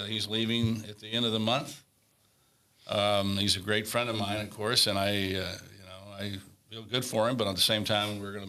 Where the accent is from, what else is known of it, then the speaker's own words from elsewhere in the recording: Corona, California, United States; my hometown